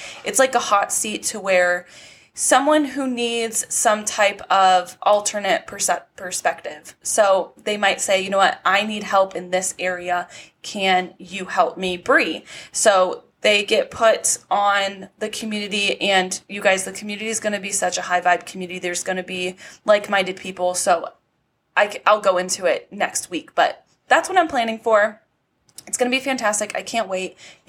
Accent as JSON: {"language": "English", "region": "California", "country": "United States", "tie": "born or raised there", "lives_now": "Nevada, United States", "said": "I was born and raised in California, but obviously, you know, the universe had bigger plans for me, and it like pushed me out. It pushed me out into Nevada."}